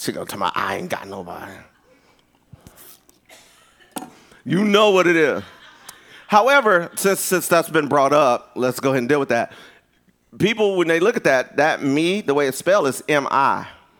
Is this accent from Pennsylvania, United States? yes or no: yes; Philadelphia, Pennsylvania, United States; I'm from Philly.